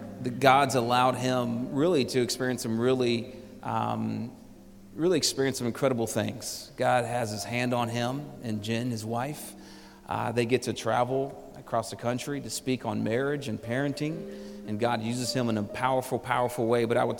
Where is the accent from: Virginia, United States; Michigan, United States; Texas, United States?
Texas, United States; Houston; now in Phoenix, United States; I'm from Houston